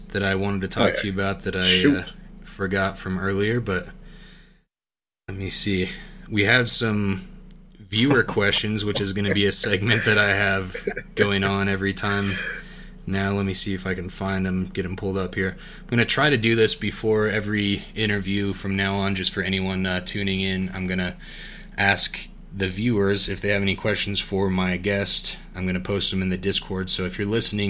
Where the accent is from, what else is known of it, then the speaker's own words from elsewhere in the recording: Wyoming, United States; being from Wyoming, we don't have any professional sports teams at all